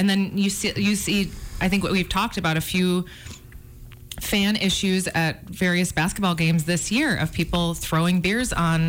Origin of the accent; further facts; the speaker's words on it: Chicago, Illinois, United States; growing up in Chicago